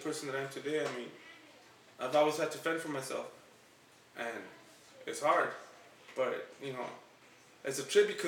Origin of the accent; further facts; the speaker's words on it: Los Angeles, California, United States; I was born and raised in Silver Lake, California.